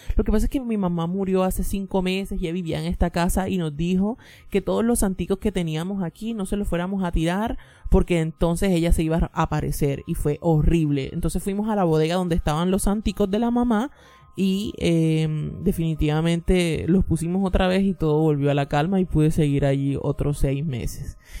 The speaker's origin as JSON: {"language": "Spanish", "country": "Colombia", "moved": "yes", "lives_now": "New York, United States", "said": "soy colombiana pero vivo en Nueva York."}